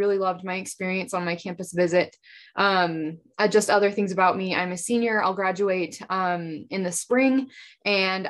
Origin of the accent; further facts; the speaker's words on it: Nyssa, Oregon, United States; moved away as an adult; now in Pocatello, United States; I'm from Nissa, Oregon. It's a small town about like an hour from Boise. So just right on the Oregon-Idaho border.